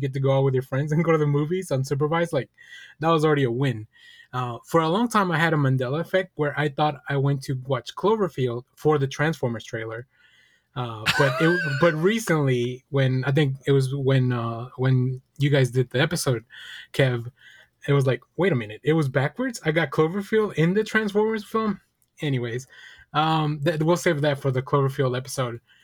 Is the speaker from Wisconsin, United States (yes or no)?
no; Texas, United States; growing up in New York and Texas is still very different